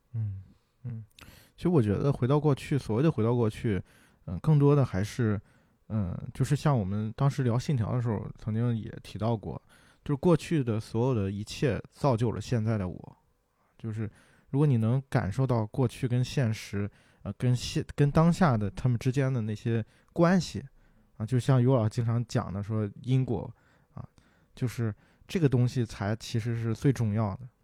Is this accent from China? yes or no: yes; Qingdao, Shandong, China; 黄岛路，还有什么那个，呃，博山路那边儿，啊，就是因为小时候在那边儿长大的嘛